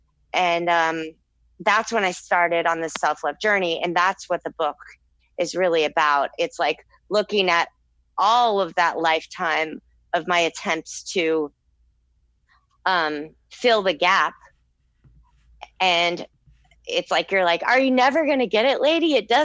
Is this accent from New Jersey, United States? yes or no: no; Texas, United States; based off my lifetime experience of growing up in Texas